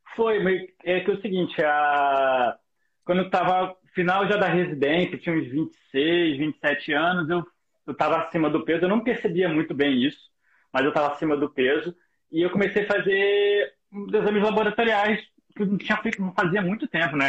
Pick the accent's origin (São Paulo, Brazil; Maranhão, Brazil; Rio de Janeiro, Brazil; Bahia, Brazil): Rio de Janeiro, Brazil; eu sou do Rio de Janeiro